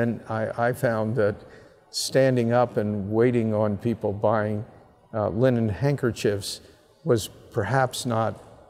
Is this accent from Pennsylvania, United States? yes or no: yes; Abington, Pennsylvania, United States; from Abington High School in Abington, Pennsylvania